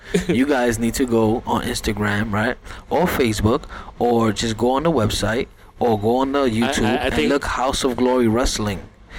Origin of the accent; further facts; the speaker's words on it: New York City, New York, United States; I was born and raised in Brooklyn, but you know I'm Puerto Rican. You know, my family's over there. Half of my family still live out there, and that's where I'm from.